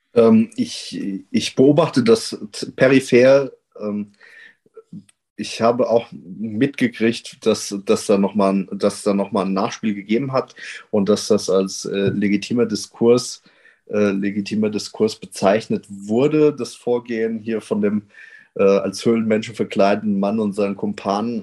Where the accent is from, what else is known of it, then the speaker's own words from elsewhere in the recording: near Wetzlar, Hesse, Germany; komm ja aus der Nähe von Wetzlar und bin vor allem durch Wetzlar politisiert worden